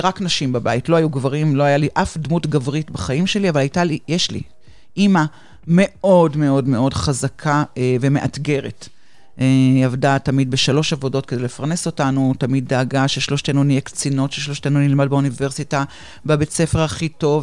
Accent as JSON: {"language": "Hebrew", "town": "Haifa", "region": "Haifa District", "country": "Israel", "moved": "as an adult", "lives_now": "Ramat Gan, Israel", "said": "במקור אני חיפאית, היום אני גרה ברמת גן כבר די הרבה שנים, אבל המשפחה עדיין בחיפה"}